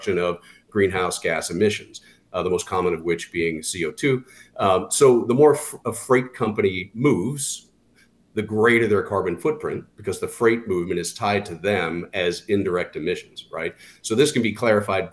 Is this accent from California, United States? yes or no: yes; Southern California, United States; I grew up in Southern California car culture